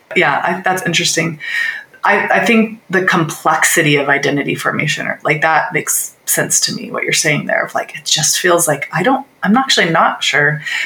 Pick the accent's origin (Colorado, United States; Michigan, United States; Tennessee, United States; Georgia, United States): Colorado, United States; Littleton; I was growing up in Littleton, Colorado